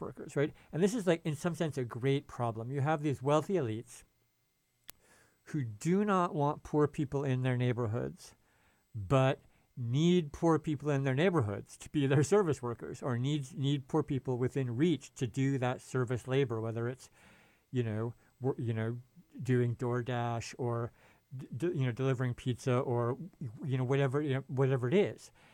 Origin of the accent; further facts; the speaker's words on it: San Francisco, California, United States; I'm from the Bay Area and San Francisco.